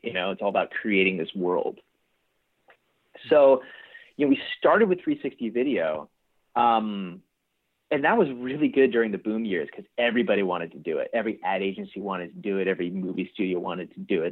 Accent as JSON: {"language": "English", "region": "East Coast", "country": "United States", "tie": "born or raised there", "also_born_or_lived": "Pasadena, California", "moved": "yes", "lives_now": "California, United States", "said": "I was actually born in Pasadena. Oh, um, and uh, so I have like strong ties here to California, but I grew up on the East Coast."}